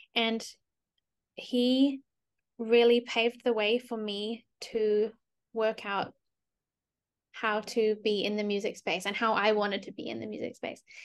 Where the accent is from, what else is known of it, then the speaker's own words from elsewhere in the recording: New Zealand; moved away as an adult; now in United States; why do I speak English if I'm from New Zealand